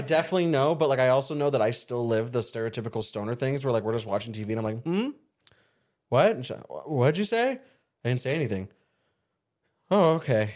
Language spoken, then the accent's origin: English; Surprise, Arizona, United States; also born or lived in El Mirage, Arizona; where I grew up in Surprise and El Mirage